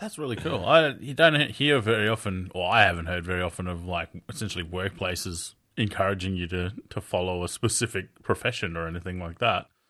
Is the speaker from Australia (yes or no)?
yes; Australia; I'm from Australia